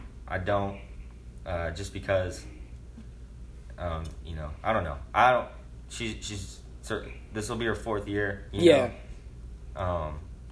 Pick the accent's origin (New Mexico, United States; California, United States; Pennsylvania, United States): New Mexico, United States; Roswell; I'm from Roswell